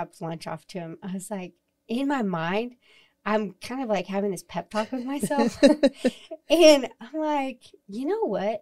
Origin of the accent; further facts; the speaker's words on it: Amarillo, Texas, United States; We're from Amarillo.